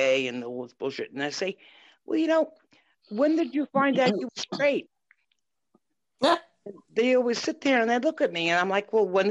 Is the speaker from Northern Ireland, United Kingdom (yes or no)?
yes; Belfast, Northern Ireland, United Kingdom; moved away; I was from Ireland, especially Belfast was UK